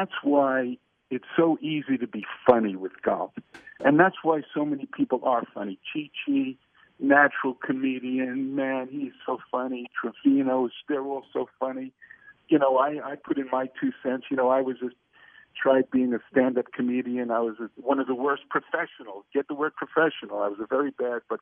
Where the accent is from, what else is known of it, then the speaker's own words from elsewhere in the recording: New York City, New York, United States; accent: New York; I talk like this because I'm from Alabama. Brooklyn, New York.